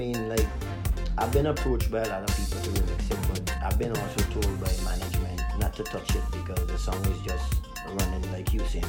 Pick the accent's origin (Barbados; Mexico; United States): Barbados; I grew up in Barbados, so I actually became a man in Barbados, because I moved there when I was like 9, 10